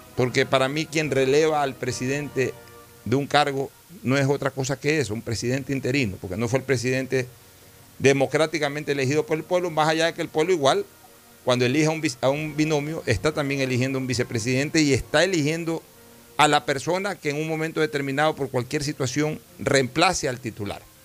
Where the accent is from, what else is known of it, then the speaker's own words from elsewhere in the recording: Ecuador; como ecuatoriano